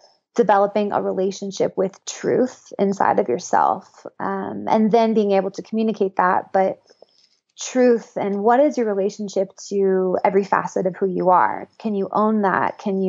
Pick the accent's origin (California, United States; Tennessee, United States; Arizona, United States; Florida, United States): California, United States; Northern; moved away as an adult; also born or lived in Boulder, Colorado; I grew up in Northern California and was raised pretty conservatively. And I moved to Boulder, Colorado to go to CU for college